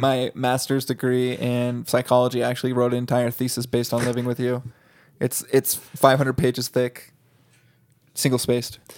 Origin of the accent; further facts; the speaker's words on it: United States; I'm definitely American.